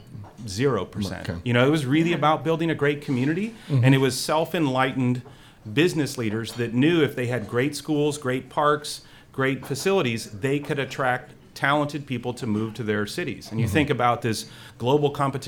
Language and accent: English; Indiana, United States; I grew up in Indiana